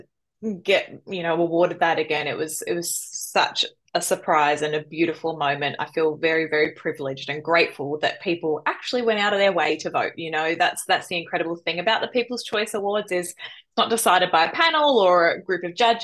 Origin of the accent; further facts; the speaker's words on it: Melbourne, Victoria, Australia; moved away; also born or lived in Central Coast, New South Wales; I grew up in Melbourne